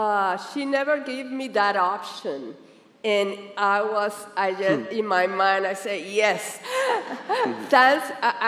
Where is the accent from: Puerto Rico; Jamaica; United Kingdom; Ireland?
Puerto Rico; now in Miami, United States; Especially when we came from Puerto Rico to here to Miami, I was very concerned that, you know, that you how you're gonna get accustomed here in the United States